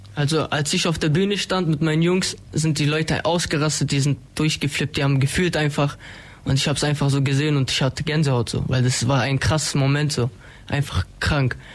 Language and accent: German; Ulm, Baden-Württemberg, Germany; Ich bin 19 Jahre alt, komme aus Ulm-Wiebling